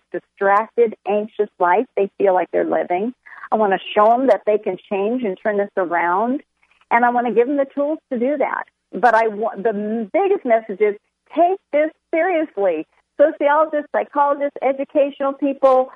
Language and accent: English; San Diego, California, United States; I'm from San Diego, and so my home church asked us to come start a church in this new suburb